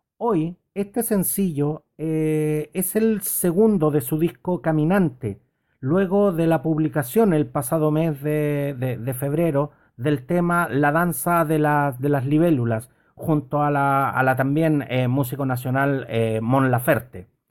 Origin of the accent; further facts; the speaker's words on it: Chile; en distintas ciudades de mi querido Chile